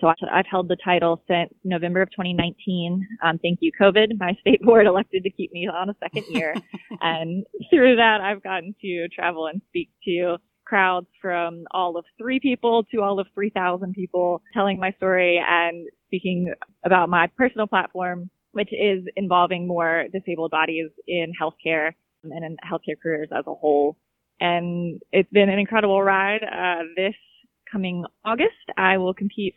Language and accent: English; Virginia, United States; I am from Virginia